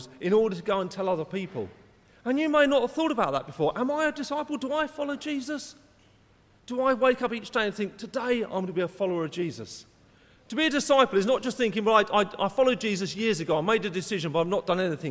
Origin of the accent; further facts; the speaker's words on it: England, United Kingdom; I was born in England